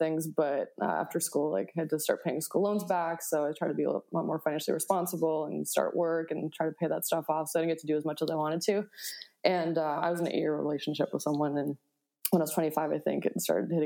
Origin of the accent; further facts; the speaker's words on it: Buffalo, New York, United States; I grew up in Buffalo, New York